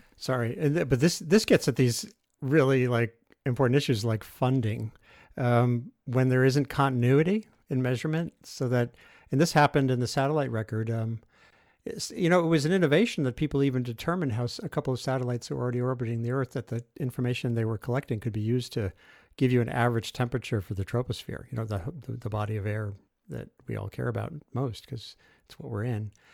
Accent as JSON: {"language": "English", "region": "Rhode Island", "country": "United States", "tie": "born or raised there", "said": "I grew up in Rhode Island"}